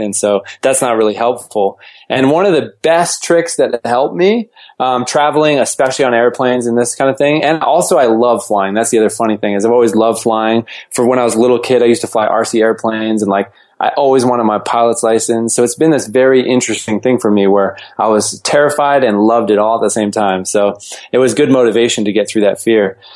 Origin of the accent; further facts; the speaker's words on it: Fort Collins, Colorado, United States; also born or lived in Boulder, Colorado; I, I, was born and raised in uh, Fort Collins, Colorado, and moved to Boulder for high school